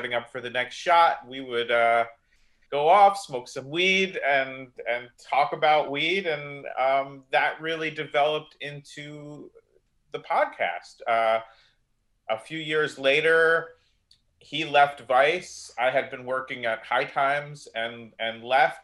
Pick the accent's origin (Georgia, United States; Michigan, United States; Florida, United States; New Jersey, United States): New Jersey, United States; moved away as an adult; now in California, United States; I grew up in New Jersey